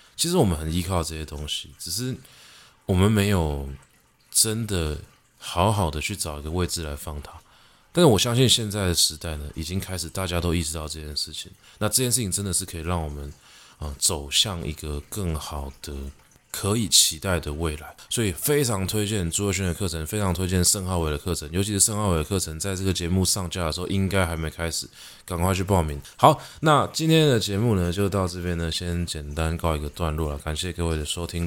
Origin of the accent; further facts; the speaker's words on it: Taiwan; 我们是台湾人